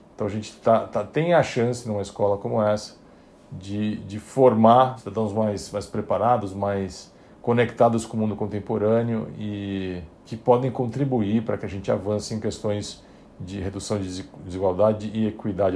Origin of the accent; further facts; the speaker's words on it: São Paulo, Brazil; Eu, eu nasci em São Paulo, em família de classe média